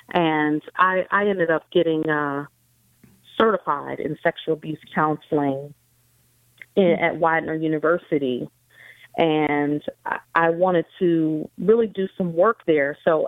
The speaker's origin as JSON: {"language": "English", "town": "Pensacola", "region": "Florida", "country": "United States", "tie": "born or raised there", "also_born_or_lived": "Philadelphia / California", "moved": "yes", "said": "I grew up in Pensacola."}